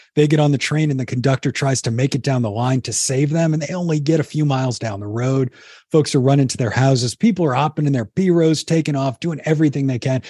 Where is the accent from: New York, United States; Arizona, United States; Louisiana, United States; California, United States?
Louisiana, United States; New Orleans; I grew up down in New Orleans and grew up right off the Mississippi River